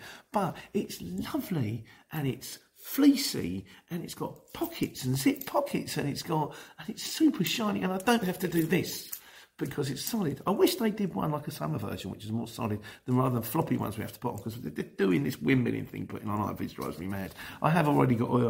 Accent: Luton, East of England, United Kingdom; Luton, it's my hometown

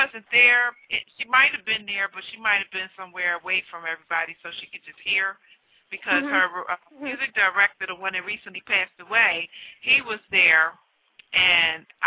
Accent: Philadelphia, Pennsylvania, United States; I'm a native Philadelphian myself.

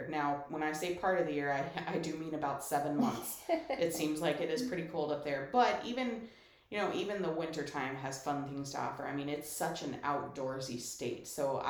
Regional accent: Colorado, United States; now in Michigan, United States; And I grew up in Colorado. I love the outdoors and I appreciate the mountains and I can say I never took the mountains for granted. I looked at Pikes Peak every morning and I appreciated the snow on the caps and I loved Colorado

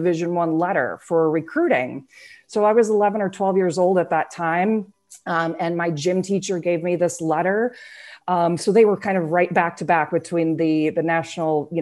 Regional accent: Iowa, United States; I grew up in Iowa

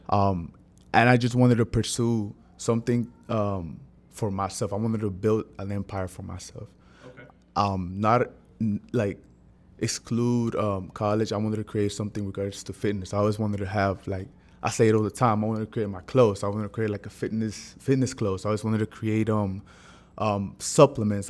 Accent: San Pedro Sula, Cortés, Honduras; moved away; I was born in Honduras. I'm not from here, so I was born in Honduras. I'm San Pedro Sula, to be, to be, to be, to be more exact

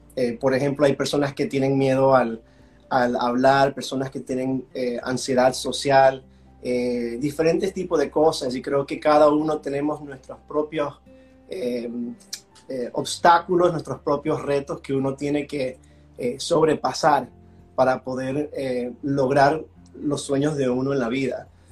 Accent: Washington, District of Columbia, United States; accent: gringolandia; also born or lived in Venezuela; now in Florida, United States; yo soy de origen eh, venezolano, nací en Venezuela, mis padres emigraron cuando yo tenía tres años, entonces si escuchan un poquito el gringolandia en, mi voz es por eso. entonces yo crecí en el área de Washington, D.C.

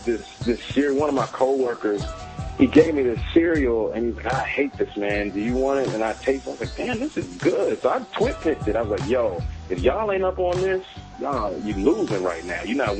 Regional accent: Washington, District of Columbia, United States; he's just like from my hometown area.

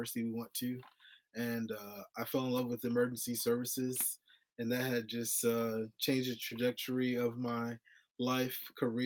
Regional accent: Miami, Florida, United States; moved away as an adult; now in Tennessee, United States; I'm born and raised in Miami, Florida

